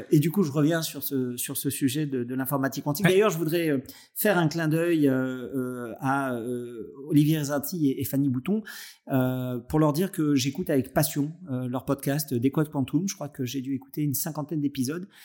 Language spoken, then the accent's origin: French; Nice, Provence-Alpes-Côte d'Azur, France; voilà, en tant que niçois, et, et, et, pour toutes les autres choses qui, qui nous rattachent, je suis vraiment heureux d'avoir croisé ta route tardivement